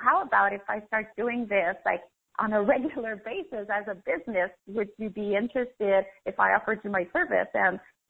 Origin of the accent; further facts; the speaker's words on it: Canada; moved away as an adult; also born or lived in Paris, France; I'm Canadian. So I left everything, my job, my condo, my family, my friends, and I moved to Europe, Paris